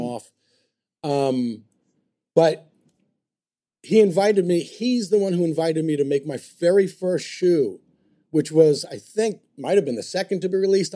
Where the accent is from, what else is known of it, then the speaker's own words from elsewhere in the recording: New York, United States; I'm a New Yorker